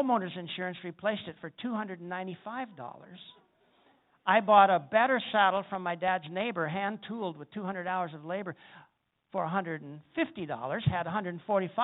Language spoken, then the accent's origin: English; South Dakota, United States; I'm a cowboy from South Dakota, I grew up riding horses